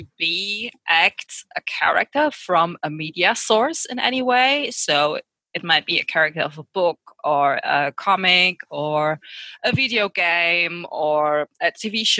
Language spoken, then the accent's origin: English; near Cologne, North Rhine-Westphalia, Germany; From Germany, near Cologne.